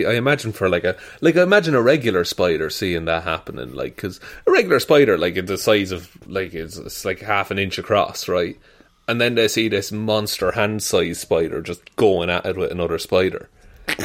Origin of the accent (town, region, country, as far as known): Ireland